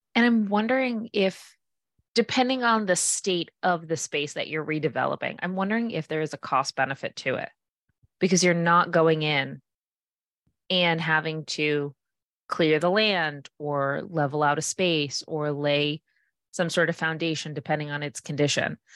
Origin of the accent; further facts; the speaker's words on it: Fall River, Massachusetts, United States; I'm from Fall River and there's tons of redevelopment in our city